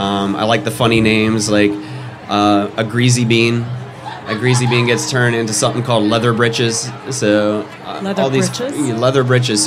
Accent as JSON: {"language": "English", "region": "Kentucky", "country": "United States", "tie": "born or raised there", "also_born_or_lived": "Louisville, Kentucky / Syracuse, New York / Virginia Beach, Virginia / Roswell, Georgia", "moved": "as an adult", "lives_now": "Georgia, United States", "said": "Grew up in Kentucky, all over Kentucky. I have family from the east side to the west side of Kentucky. I was born in Louisville."}